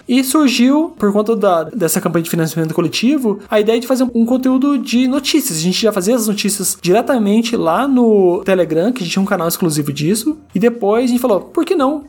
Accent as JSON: {"language": "Portuguese", "town": "Curitiba", "region": "Paraná", "country": "Brazil", "said": "eu sou aqui de Curitiba, eu tenho 36 anos"}